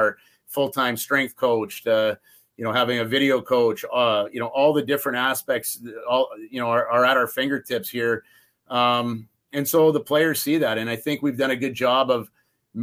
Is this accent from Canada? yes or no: yes; Calgary, Alberta, Canada; also born or lived in St. Cloud, Minnesota; now in Penticton, Canada; growing up in Western Canada myself from Calgary